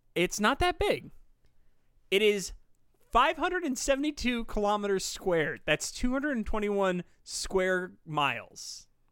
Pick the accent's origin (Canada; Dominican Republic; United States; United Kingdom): United States; I'm an American